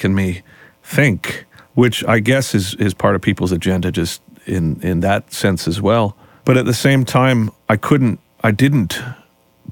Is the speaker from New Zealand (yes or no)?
no; Canada; as a Canadian band